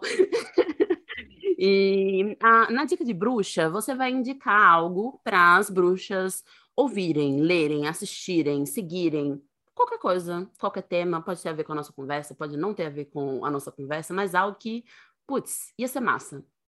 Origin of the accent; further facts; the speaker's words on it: Northeast Region, Brazil; sou nordestina